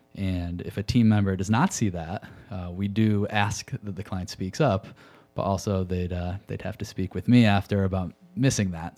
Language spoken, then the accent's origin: English; Connecticut, United States; moved away as an adult; also born or lived in Chicago; I grew up in Connecticut